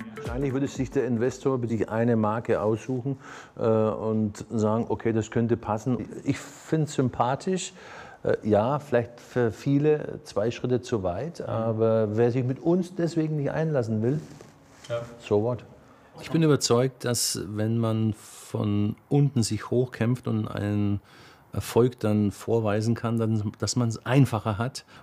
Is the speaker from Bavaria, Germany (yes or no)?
yes; near Bamberg, Bavaria, Germany; also born or lived in Berlin; Ursprünglich bin ich aus der Nähe von Bamberg, auch da geboren, im kleinen Dorf aufgewachsen